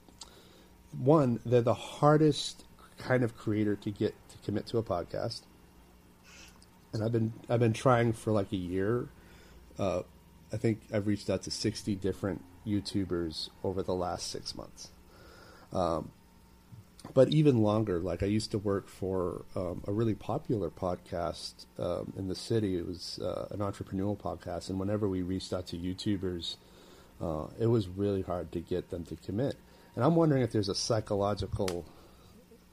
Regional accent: Maine, United States; now in New York City, United States; I live in New York City, but I'm originally from Maine, and Maine is freaking cold.

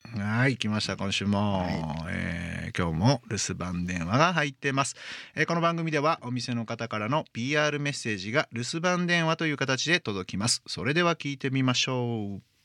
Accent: Hyogo, Japan; 私も兵庫県出身ですから

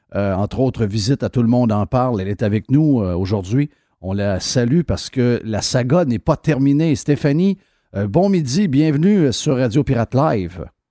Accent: Saguenay, Quebec, Canada; je connais bien le coin, je viens du Saguenay, mon père a été politicien au Saguenay longtemps

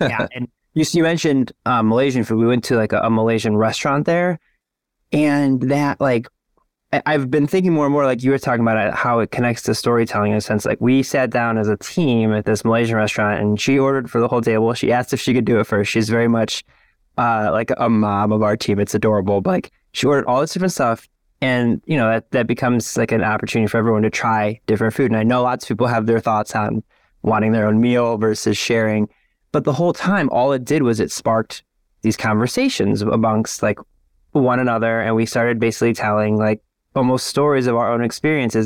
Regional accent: Lorain, Ohio, United States; I grew up in Lorain, Ohio, which is, like, forty-five minutes west of downtown Cleveland

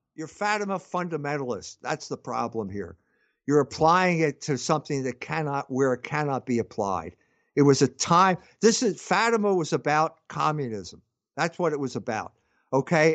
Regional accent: United States; I'm an American

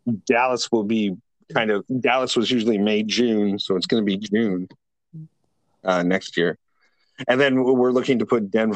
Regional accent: Canada; as a Canadian, I'm obligated to love hockey

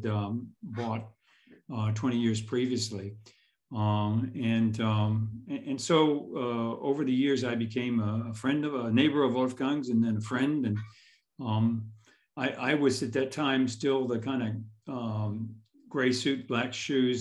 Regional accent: Houston, Texas, United States; moved away as an adult; also born or lived in central Illinois; now in Otzberg, Germany; I grew up in Houston

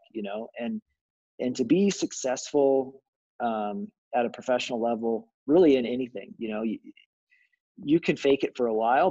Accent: Arkansas, United States; moved away as an adult; also born or lived in Southwest Missouri; I grew up in Arkansas

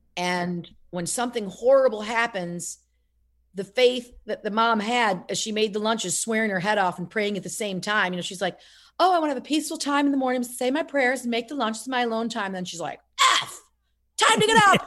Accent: Casanova, New York, United States; now in Rumson, United States; I'm from Casanova, uh, New York originally.

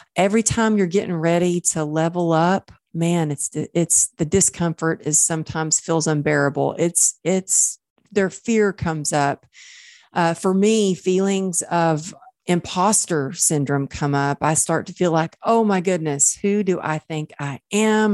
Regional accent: Dallas, Texas, United States; now in Los Angeles, United States; We're moving near my hometown back in Dallas

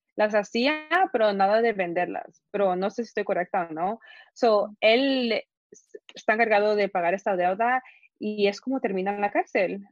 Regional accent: Guatemala; yo soy Guatemala

